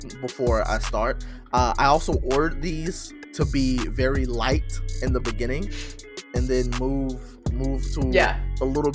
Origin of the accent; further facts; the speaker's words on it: Arkansas, United States; I'm born and raised Arkansas. I mean, I've lived other